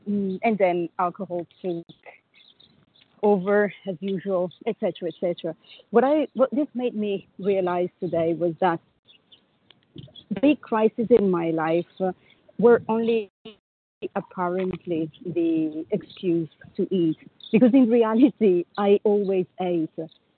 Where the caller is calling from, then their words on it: Paris, Île-de-France, France; I'm calling from Paris.